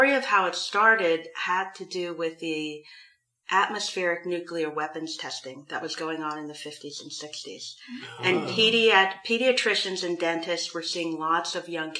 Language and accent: English; Florida, United States; moved away as an adult; also born or lived in North Carolina / Washington, D.C.; I grew up in Florida